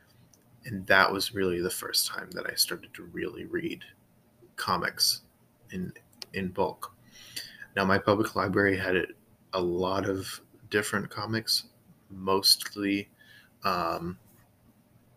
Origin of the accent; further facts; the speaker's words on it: Florida, United States; So I grew up in Florida, a little different places in Florida, a lot of places in South Florida, but in Central Florida as well.